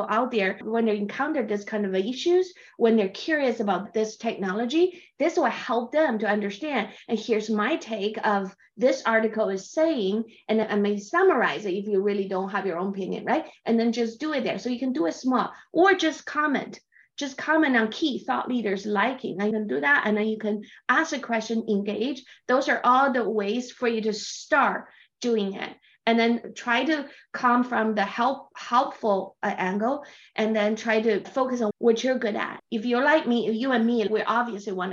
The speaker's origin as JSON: {"language": "English", "country": "China", "second_language": "English", "said": "I'm from China, so I read Chinese books to relax to and Chinese novels"}